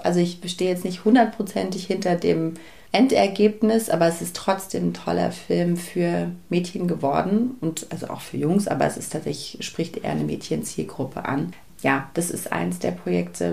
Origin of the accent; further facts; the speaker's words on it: Berlin, Germany; ich bin ostsozialisiert. Meine Eltern sind eben beide aus dem Osten. Ich bin in Ostberlin geboren.